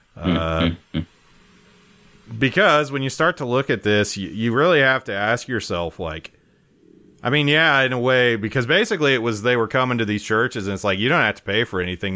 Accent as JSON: {"language": "English", "region": "Wyoming", "country": "United States", "tie": "born or raised there", "said": "growing up in Wyoming"}